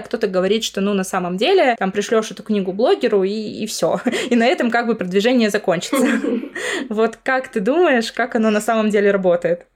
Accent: Murmansk, Murmansk Oblast, Russia; Мы вообще сами из Мурманска

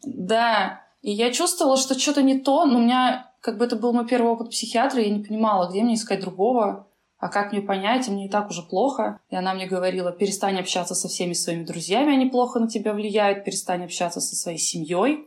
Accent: Kamchatka Krai, Russia; now in Saint Petersburg, Russia; когда я росла на Камчатке

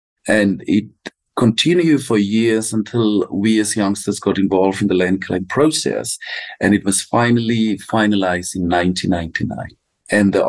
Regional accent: Kalahari, Northern Cape, South Africa; I'm from the Kalahari part of the Khomani San community, which is the San or the Bushman community that is located within South Africa.

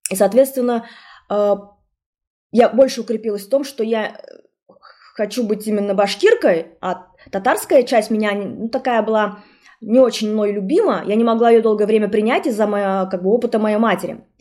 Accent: Bashkortostan, Russia; сказать, что я башкирка? Потому что я примерно знала, что в нашем классе преимущественно татар, э, татары и татарки, да, ученики и ученицы. И я помню, что я не сказала, что я башкирка.

